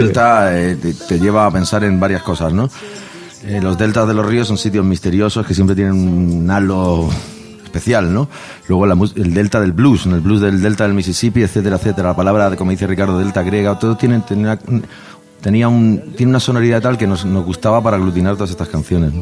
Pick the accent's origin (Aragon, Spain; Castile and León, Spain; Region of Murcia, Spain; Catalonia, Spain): Region of Murcia, Spain; Murcia; moved away; yo no vivo ahí hace años, pero somos de Murcia, nos hemos criado en Murcia y somos un grupo de Murcia